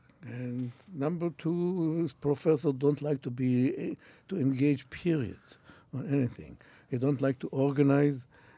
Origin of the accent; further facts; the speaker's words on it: Israel; Which means, look, I come from Israel, which means it's a land, it's a building land.